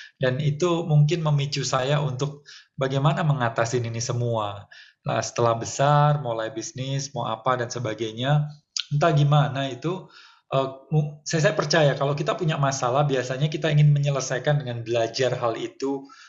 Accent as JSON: {"language": "Indonesian", "town": "Surabaya", "region": "East Java", "country": "Indonesia", "tie": "born or raised there", "also_born_or_lived": "Jakarta / Bali", "moved": "yes", "said": "Di Surabaya lahirnya"}